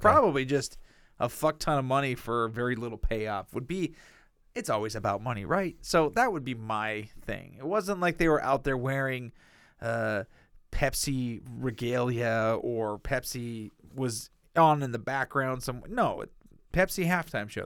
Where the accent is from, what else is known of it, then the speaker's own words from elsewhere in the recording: United States; I'm speaking as an American